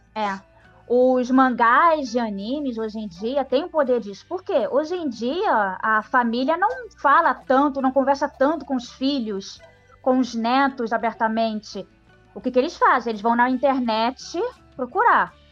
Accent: Brazil; nós, brasileiros

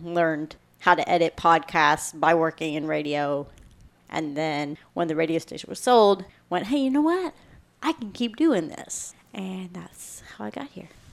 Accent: Kentucky, United States; I'm from Kentucky

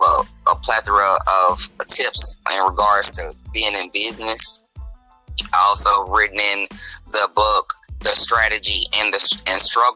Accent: Dallas, Texas, United States; moved away; also born or lived in St. Louis, Missouri; I am born and raised in Dallas, Texas. Spent a considerable time in St. Louis, Missouri

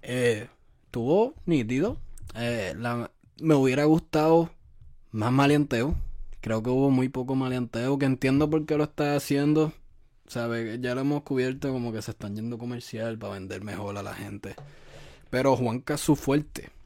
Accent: Puerto Rico; now in United States; yo soy de Puerto Rico

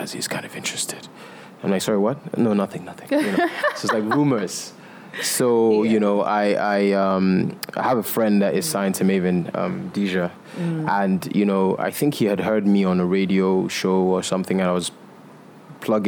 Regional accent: Nigeria; I am Nigerian and I'm African

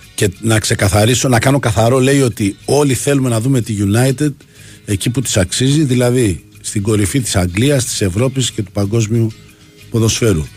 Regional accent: Livadeia, Central Greece, Greece; είναι η πατρίδα μου

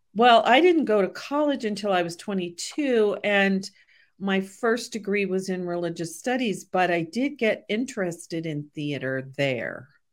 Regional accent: Portland, Oregon, United States; also born or lived in Des Moines, Iowa; I grew up in Portland, Oregon

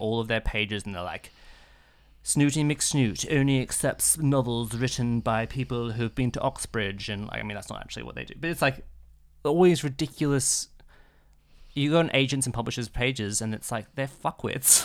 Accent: Australia; being an Australian

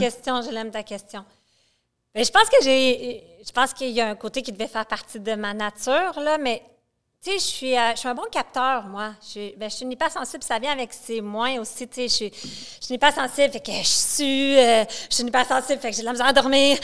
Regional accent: Quebec City, Quebec, Canada; moved away as an adult; also born or lived in Montreal / Saint-Jérôme; je suis une fille de Québec, j'ai gardé des amis de Québec que je connais depuis que je suis une enfant

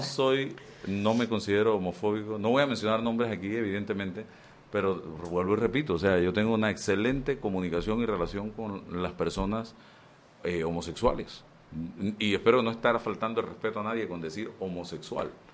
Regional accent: Chitré, Herrera, Panama; moved away as an adult; yo vengo de Chitré, de un hogar, papá, mamá

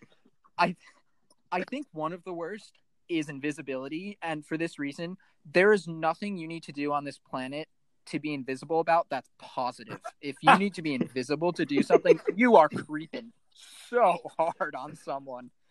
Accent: East Coast, United States; I'm from the East Coast

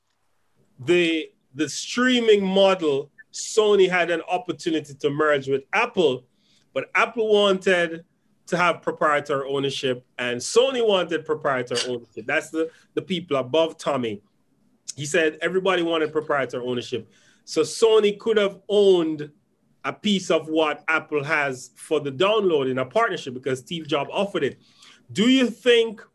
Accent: Jamaica; I'm from Portland, and I can tell you it's one of the most beautiful places in Portland to be

